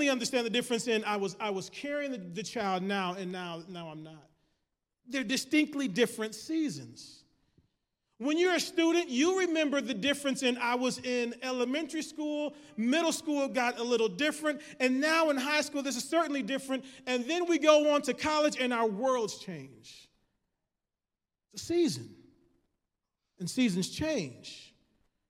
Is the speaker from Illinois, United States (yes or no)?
no; Michigan, United States; I'm from Michigan